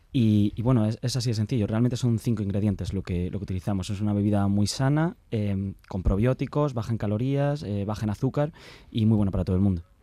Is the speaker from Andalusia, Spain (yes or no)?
yes; Granada, Andalusia, Spain; moved away as an adult; yo soy de aquí de Granada